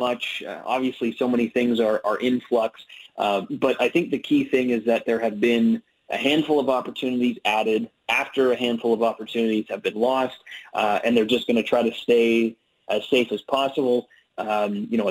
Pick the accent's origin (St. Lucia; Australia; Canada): Canada; also born or lived in Ottawa, Ontario